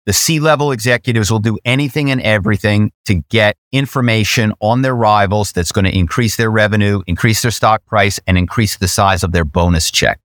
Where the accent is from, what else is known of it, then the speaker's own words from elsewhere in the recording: Philadelphia, Pennsylvania, United States; I'm from Philadelphia